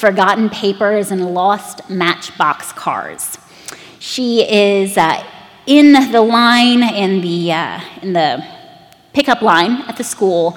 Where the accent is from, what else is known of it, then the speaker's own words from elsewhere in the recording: United States; to us as Americans